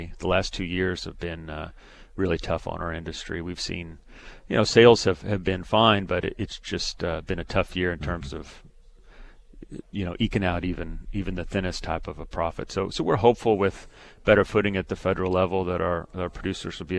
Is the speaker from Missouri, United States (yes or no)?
yes; Missouri, United States; I'm from Missouri